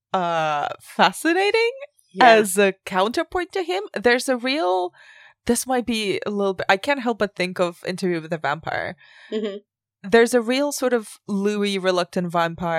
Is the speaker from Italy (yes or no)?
no; Spain; moved away; I grew up in Spain, which is mostly Catholic